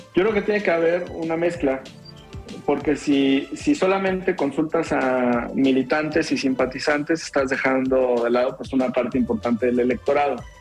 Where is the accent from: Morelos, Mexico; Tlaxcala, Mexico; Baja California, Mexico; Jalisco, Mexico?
Jalisco, Mexico; somos pocos los jaliscienses que estamos en el Consejo Nacional